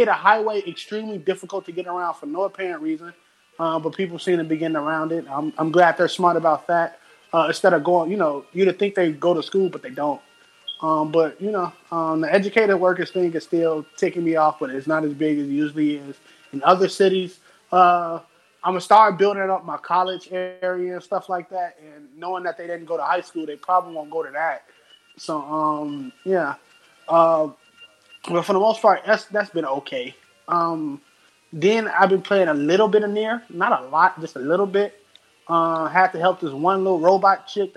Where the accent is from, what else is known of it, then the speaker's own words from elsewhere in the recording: United States; I'm American